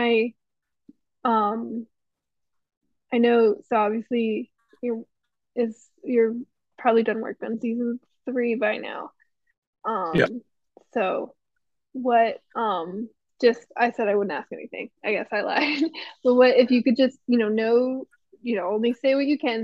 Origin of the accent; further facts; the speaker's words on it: Pennsylvania, United States; moved away as an adult; now in Los Angeles, United States; So I was up from Pennsylvania.